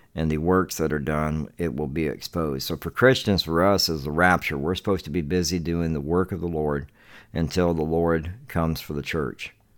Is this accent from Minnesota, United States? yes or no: no; Charleston, South Carolina, United States; now in Devine, Texas, United States; my hometown where I come from in Charleston, South Carolina